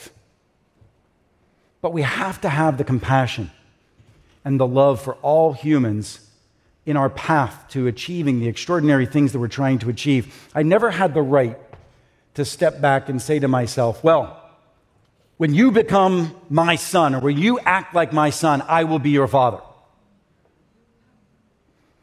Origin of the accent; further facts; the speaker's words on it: Pittsburgh, Pennsylvania, United States; I grew up in Pittsburgh